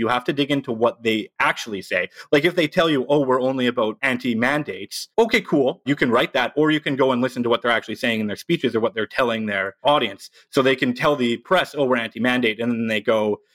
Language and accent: English; Edmonton, Alberta, Canada; In Edmonton, my hometown